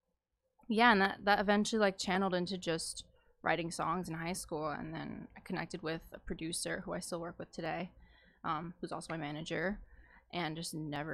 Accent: Manalapan, New Jersey, United States; I'm like same boat, like Central Jersey, middle of nowhere.

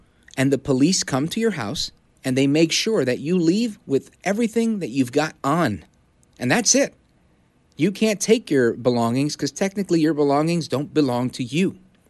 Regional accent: Brooklyn, New York, United States; born there; also born or lived in New Jersey; I was born in Brooklyn, and I moved to Jersey. All I know is America. All I know is liberty.

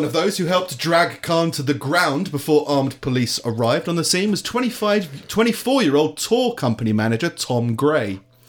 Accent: London, United Kingdom; I'm from London

